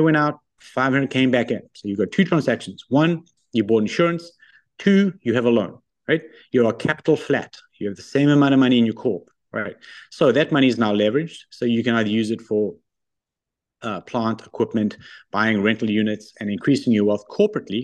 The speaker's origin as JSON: {"language": "English", "country": "South Africa", "tie": "born or raised there", "also_born_or_lived": "Australia / London, United Kingdom / Japan / New York, United States", "moved": "as an adult", "lives_now": "Ontario, Canada", "said": "I'm originally South African. So I went to high school in South Africa"}